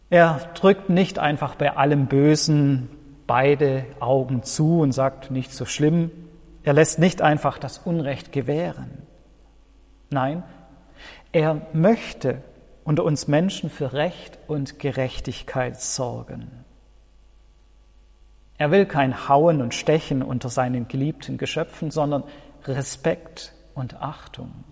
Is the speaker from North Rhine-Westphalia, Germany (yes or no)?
no; Baden-Württemberg, Germany; Ich als Schwabe kenne das.